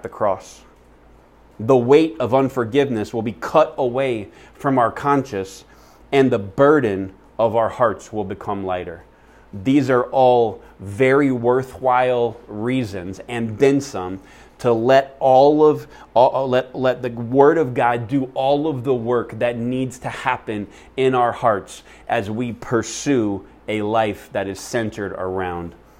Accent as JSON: {"language": "English", "region": "Florida", "country": "United States", "tie": "born or raised there", "moved": "yes", "lives_now": "Phoenix, United States", "said": "I grew up in Florida in the South, and it's really nasty humid"}